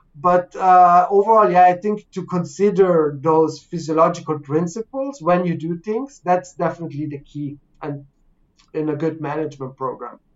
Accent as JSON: {"language": "English", "country": "Canada", "said": "I'm from Canada"}